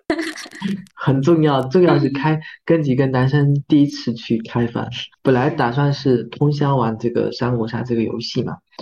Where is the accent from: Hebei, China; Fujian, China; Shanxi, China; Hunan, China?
Fujian, China; 因为我们是传统的这个福建的这种家庭